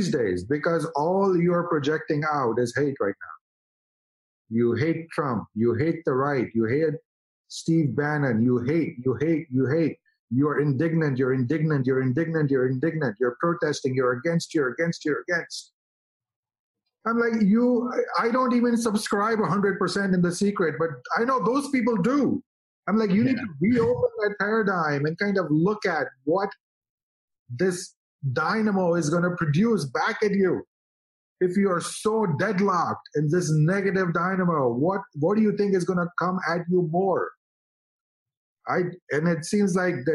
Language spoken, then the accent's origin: English; India; now in United States; as an Indian guy